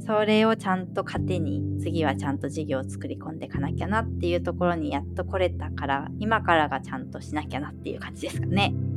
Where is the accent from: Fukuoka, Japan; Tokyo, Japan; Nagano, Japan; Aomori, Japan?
Tokyo, Japan; moved away as an adult; also born or lived in Alaska; now in Hokkaido, Japan; 私も東京出身で今北海道